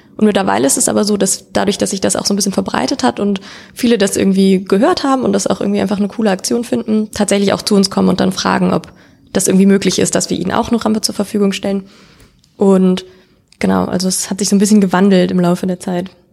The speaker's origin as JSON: {"language": "German", "town": "Cologne", "region": "North Rhine-Westphalia", "country": "Germany", "said": "ich bin keine geborene, aber gebürtige Kölnerin"}